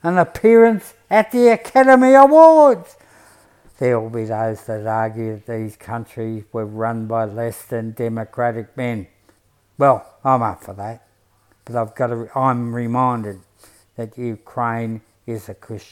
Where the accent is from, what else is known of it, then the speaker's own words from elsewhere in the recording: Broadmeadows, Victoria, Australia; now in Coburg, Australia; I come from Broadie, and my working class principles